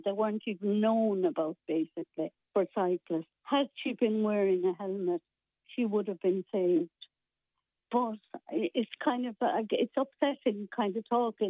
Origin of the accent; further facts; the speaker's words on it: Corbally, Munster, Ireland; And I'm from Corbally all my life, so I know everybody.